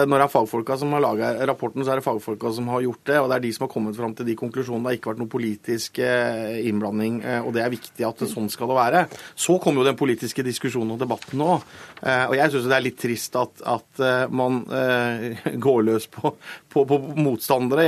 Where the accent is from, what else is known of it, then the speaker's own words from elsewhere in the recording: Telemark, Norway; jeg er, fra Telemark